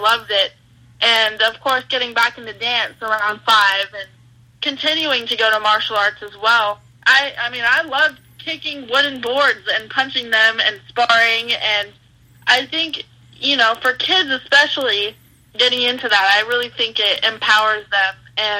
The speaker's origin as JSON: {"language": "English", "region": "California", "country": "United States", "tie": "born or raised there", "said": "growing up in California"}